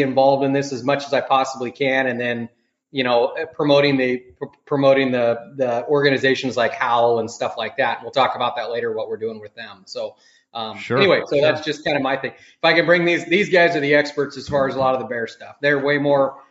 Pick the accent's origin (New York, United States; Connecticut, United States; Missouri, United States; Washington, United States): Washington, United States; I grew up in Washington State, been a hunter for most of my life.